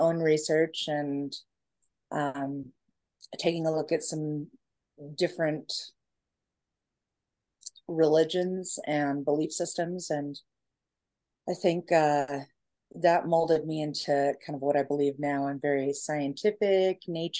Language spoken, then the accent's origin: English; Alaska, United States; moved away; I'm from Alaska. I was born in Alaska.